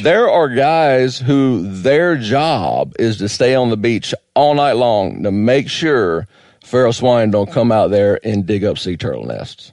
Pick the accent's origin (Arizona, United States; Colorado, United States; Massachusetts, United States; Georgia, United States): Georgia, United States; moved away; also born or lived in South Florida / New Hampshire / Vermont; I grew up in Georgia hunting hogs